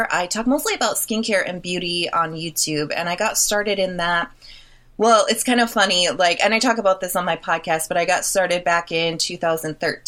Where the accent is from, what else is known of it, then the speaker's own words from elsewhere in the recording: Milwaukee, Wisconsin, United States; I am from Milwaukee, Wisconsin, hometown to Jeffrey Dahmer